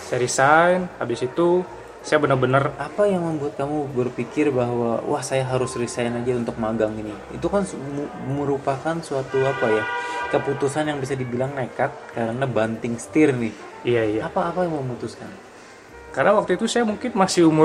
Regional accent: Bangka Belitung Islands, Indonesia; Jadi kebetulan pada waktu itu tempat yang terdekat dari tempat saya dari Bangka Belitung itu di Bandung.

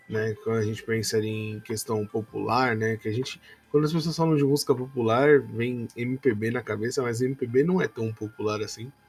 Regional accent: São Paulo, Brazil; a gente é de São Paulo, capital

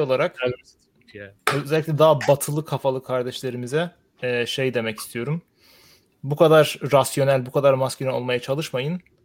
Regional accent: Sivas, Sivas Province, Turkey; Ben Sivaslıyım

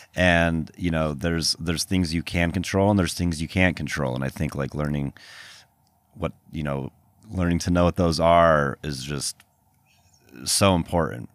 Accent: Salt Lake City, Utah, United States; moved away as an adult; also born or lived in Boston; growing up in Utah

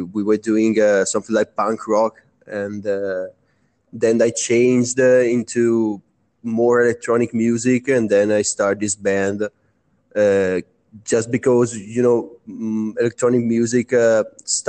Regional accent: Brescia, Lombardy, Italy; We are Italian. We are from Brescia, Italy

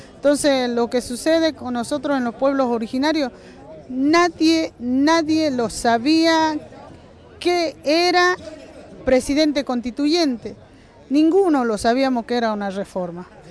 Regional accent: Jujuy, Argentina; estamos agradecidos los jujeños

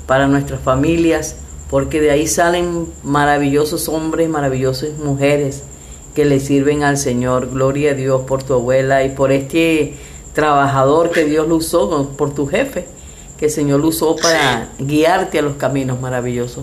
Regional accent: Venezuela; now in Mexico; Somos testigos de eso, ya que somos venezolanos, vivimos aquí en México.

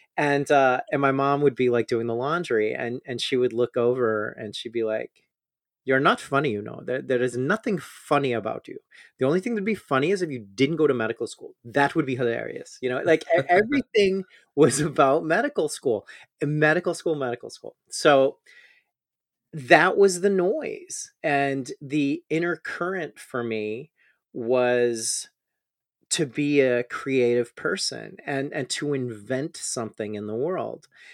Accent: Chicago, Illinois, United States; moved away as an adult; also born or lived in Austin, Texas / Houston, Texas; I'm from Chicago

